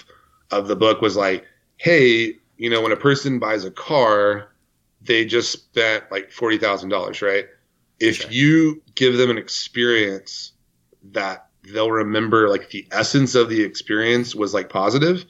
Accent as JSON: {"language": "English", "town": "Decatur", "region": "Texas", "country": "United States", "said": "I'm from Decatur, Texas."}